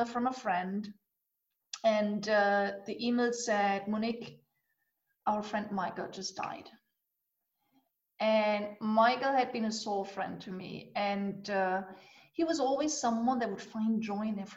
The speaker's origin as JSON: {"language": "English", "region": "eastern Germany", "country": "Germany", "tie": "born or raised there", "said": "I grew up actually in Eastern Germany."}